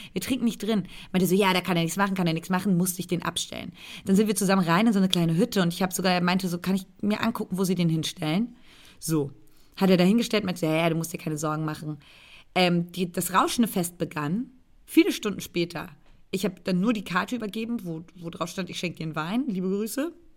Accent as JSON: {"language": "German", "region": "Brandenburg", "country": "Germany", "tie": "born or raised there", "moved": "yes", "said": "einen Brandenburger Landwein, der in der Nähe meiner Heimat ähm, hergestellt wird, um nicht zu sagen sogar genau dort"}